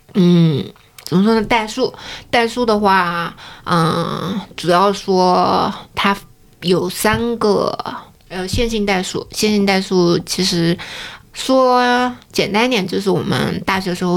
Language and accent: Chinese; Hefei, Anhui, China; moved away as an adult; also born or lived in United States; 因为我是合肥人嘛，所以我一直都在妈妈身边。